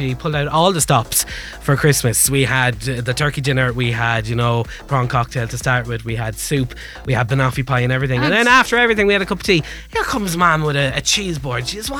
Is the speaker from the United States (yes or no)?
no; Wexford, Leinster, Ireland; I have to say it very quietly because I'm from Wexford and I could get in a lot of trouble